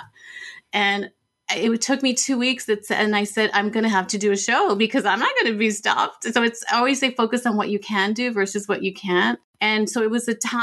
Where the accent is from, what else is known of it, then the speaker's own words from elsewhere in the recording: El Paso, Texas, United States; my hometown in El Paso, Texas